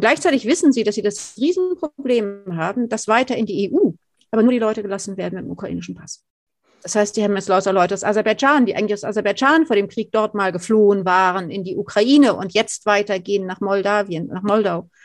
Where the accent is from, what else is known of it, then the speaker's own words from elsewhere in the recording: Germany; Wir als Deutsche